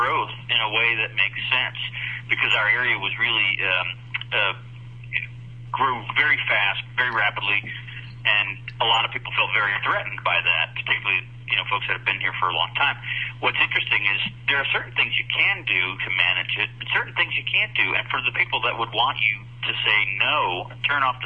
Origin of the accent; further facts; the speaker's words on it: New York, United States; now in Idaho, United States; I grew up in New York, but I always thought of myself as a New Yorker, but I've been in Idaho far longer than I spent there